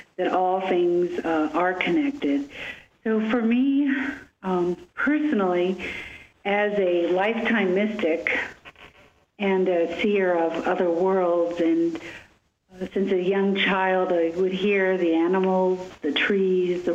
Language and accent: English; Chicago, Illinois, United States; I was born in Chicago